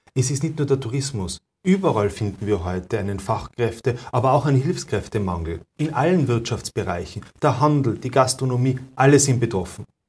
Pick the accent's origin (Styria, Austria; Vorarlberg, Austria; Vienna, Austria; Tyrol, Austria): Tyrol, Austria; bei uns in Tirol